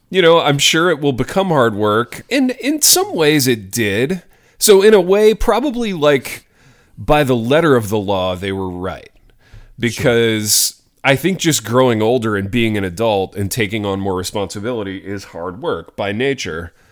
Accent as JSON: {"language": "English", "town": "Hartford City", "region": "Indiana", "country": "United States", "tie": "born or raised there", "said": "my hometown, shout out Hartford City, Indiana"}